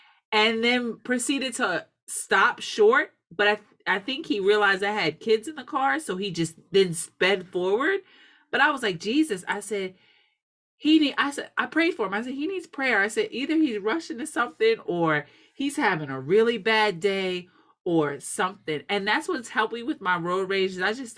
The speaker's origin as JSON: {"language": "English", "region": "New Jersey", "country": "United States", "said": "I'm from Jersey"}